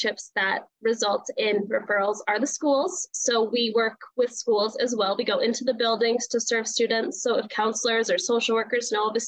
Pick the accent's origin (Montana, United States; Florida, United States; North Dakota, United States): North Dakota, United States; Minot; moved away as an adult; now in Minnesota, United States; So I am originally from North Dakota. So I grew up in Minot, and I've been living in Minnesota now for about 5 years.